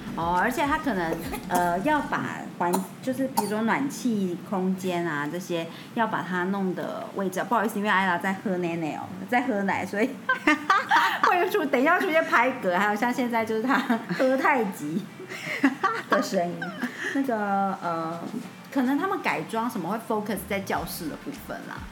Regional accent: Taiwan; 我们讲台语说德侠

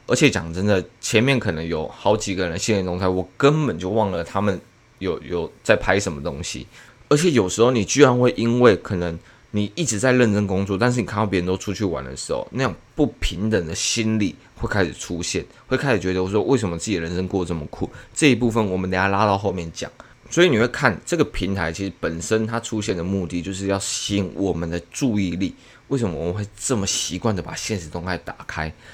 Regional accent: Taiwan; 我们台湾人

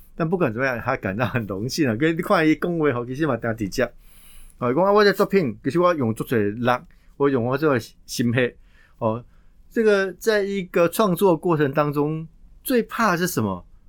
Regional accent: Taiwan; 考验的我们台湾人

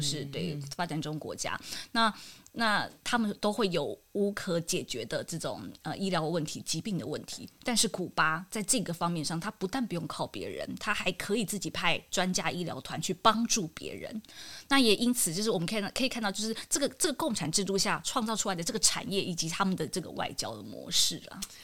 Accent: Taiwan; 我们台湾人

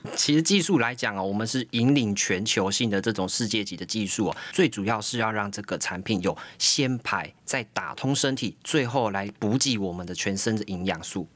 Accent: Taiwan; 我们台湾人非常厉害

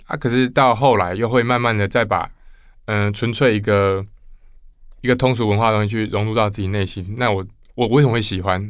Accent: Kaohsiung, Taiwan; now in Taipei, Taiwan; 我是高雄人，嗯。所以我来台北

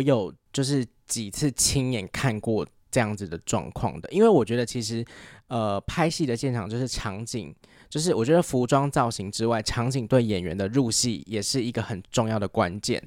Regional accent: Taiwan; accent: Taiwanese Mandarin; 有时候听别人在学所谓的就是台湾普通话的腔调，嗯、我就会觉得。哎，我们平常讲话有这样吗？

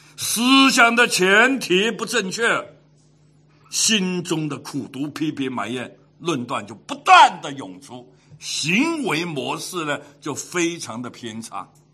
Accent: Hong Kong; 从 小在香港长大，十二三岁的时候就出来鬼混

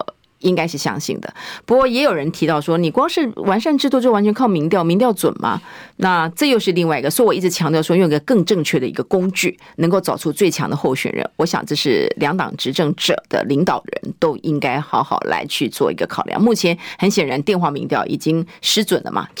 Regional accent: Pingtung County, Taiwan; 我是屏东人的，屏东跟高雄，我本来就常常去高雄

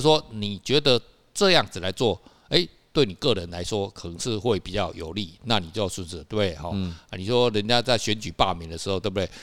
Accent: Kaohsiung, Taiwan; also born or lived in Tamsui; 我小时候在高雄长大的

